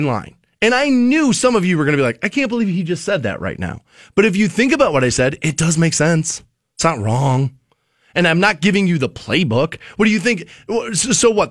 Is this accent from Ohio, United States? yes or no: yes; Maple Heights, Ohio, United States; growing up in Maple Heights, Ohio.